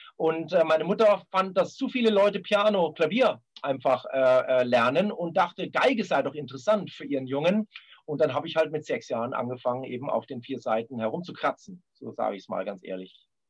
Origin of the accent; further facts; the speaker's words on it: Munich, Bavaria, Germany; also born or lived in Karlsruhe; ich bin also in München groß geworden